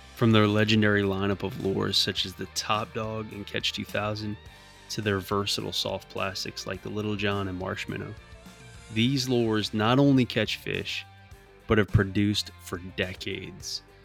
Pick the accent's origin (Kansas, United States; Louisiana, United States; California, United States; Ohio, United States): Louisiana, United States; Metairie; going back to my hometown of yeah, obviously New, New Orleans, Metairie